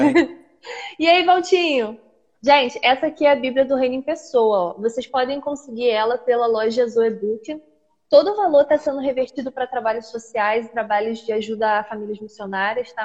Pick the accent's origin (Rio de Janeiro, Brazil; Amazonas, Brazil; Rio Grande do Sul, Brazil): Rio de Janeiro, Brazil; Duque de Caxias; Sou carioca, sou de Duque de Caxias